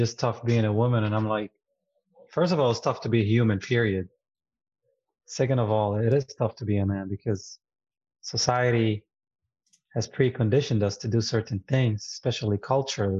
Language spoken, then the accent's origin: English; Jerusalem, Palestine; English is a second language; moved away as an adult; now in United States; I grew up in East Jerusalem, Palestine